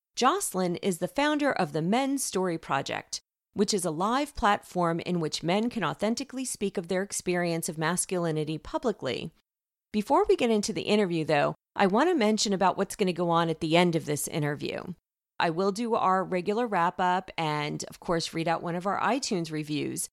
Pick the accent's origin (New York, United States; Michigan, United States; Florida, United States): New York, United States; accent: New York; moved away as an adult; now in California, United States; I was a New Yorker for the first 30 years of my life, and I kid you not, for the first few years, primarily when my accent was still pretty strong